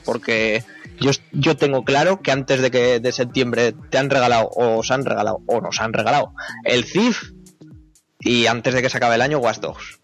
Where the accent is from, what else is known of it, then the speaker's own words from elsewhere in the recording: Zaragoza, Aragon, Spain; los que somos de Zaragoza